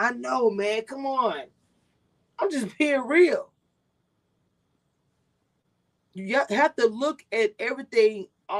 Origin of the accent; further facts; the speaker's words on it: Texas, United States; also born or lived in Louisiana; Not from the South. I'm from Texas and from Louisiana.